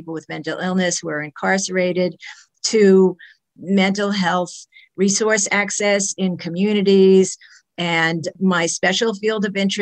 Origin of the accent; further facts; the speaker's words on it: New York City, New York, United States; I am a New Yorker through and through. I was born in a hospital in New York City. My parents were living in Brooklyn, and we lived in that apartment for many years. The family moved to the suburbs when I was a teenager.